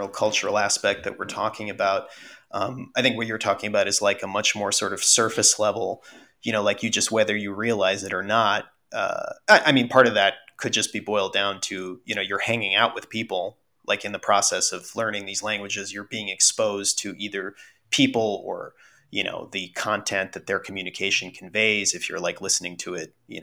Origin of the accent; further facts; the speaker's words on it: United States; first language Russian; English is a second language; Russian is technically my first language. Like, I learned to speak it as a baby and then learned English by default, you know, living in the US.